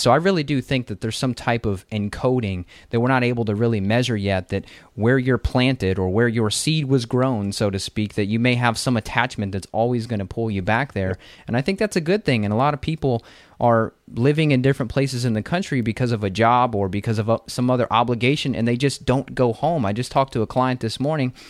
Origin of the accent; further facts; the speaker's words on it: Kentucky, United States; also born or lived in Las Vegas; I'm from Kentucky where it's a temperate forest. You have four seasons here.